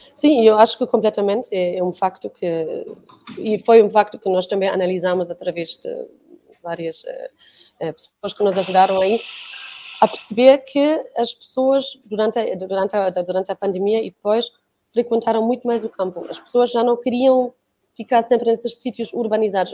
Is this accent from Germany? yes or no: yes; Germany; now in Portugal; eu sou da Alemanha